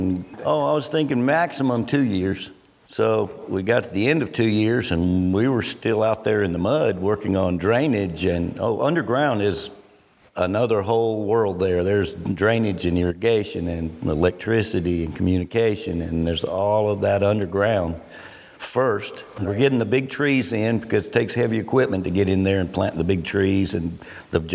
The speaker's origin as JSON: {"language": "English", "town": "Clemson", "region": "South Carolina", "country": "United States", "tie": "born or raised there", "said": "I grew up in Clemson. My dad was a professor there"}